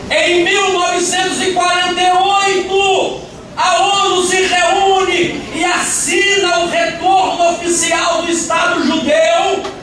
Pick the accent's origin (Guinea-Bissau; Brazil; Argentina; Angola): Brazil; É para que eu e você, que somos brasileiros e somos gentios, gentios, pudéssemos encontrar Jesus na cruz.